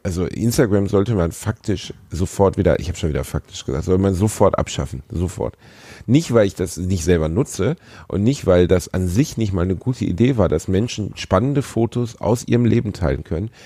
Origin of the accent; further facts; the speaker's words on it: Gelsenkirchen, North Rhine-Westphalia, Germany; Ich bin in Gelsenkirchen aufgewachsen.